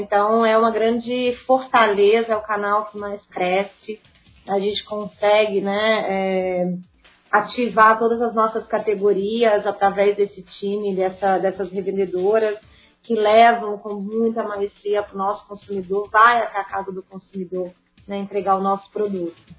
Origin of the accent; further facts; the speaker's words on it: Sete Lagoas, Minas Gerais, Brazil; na minha terrinha, é, que é Sete Lagoas.